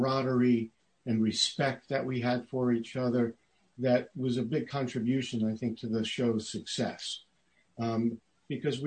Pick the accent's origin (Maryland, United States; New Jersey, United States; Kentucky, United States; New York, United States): New York, United States; New York City; now in Southern California, United States; I grew up in Brooklyn, New York